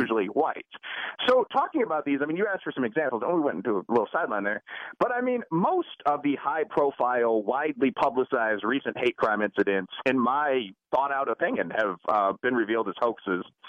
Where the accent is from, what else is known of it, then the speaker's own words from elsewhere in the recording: Chicago, Illinois, United States; I'm from Chicago.